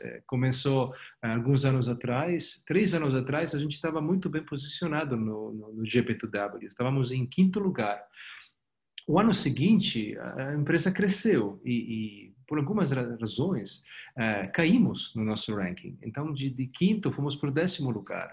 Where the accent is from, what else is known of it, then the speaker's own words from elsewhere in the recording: Italy; Portuguese is a second language; moved away as an adult; now in Brazil; Eu, como você escuta do meu sotaque, eu não sou ah, daqui. Eu vivo aqui faz 10 anos, mas sou italiano, sou europeu